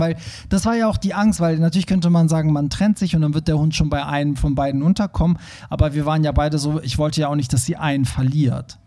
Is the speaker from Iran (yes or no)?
yes; Iran; moved away; meine Eltern, wir kommen ja aus dem Iran